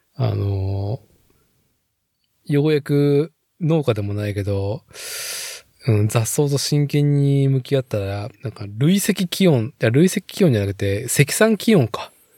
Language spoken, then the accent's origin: Japanese; Nagoya, Aichi, Japan; 名古屋生まれ、名古屋育ちの人間